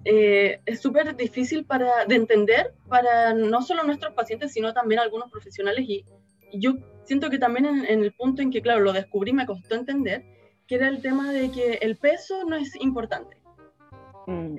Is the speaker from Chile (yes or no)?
yes; Chile; acá en Chile